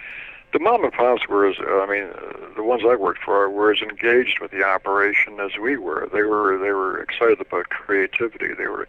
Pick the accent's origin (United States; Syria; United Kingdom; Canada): Canada; Toronto, Ontario; I was 8 or 9 years old when I rode the Toronto subway unescorted.